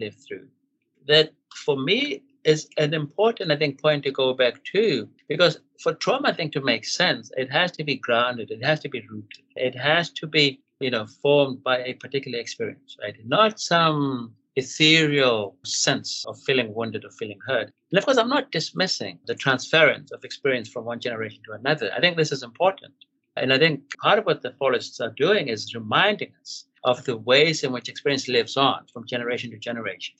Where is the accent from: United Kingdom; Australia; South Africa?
South Africa; Katlehong, Gauteng; Katlo, my hometown